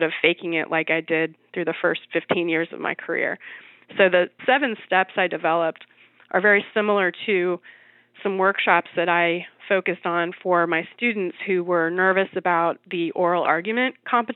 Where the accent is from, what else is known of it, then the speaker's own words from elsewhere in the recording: New York City, New York, United States; I'm a New Yorker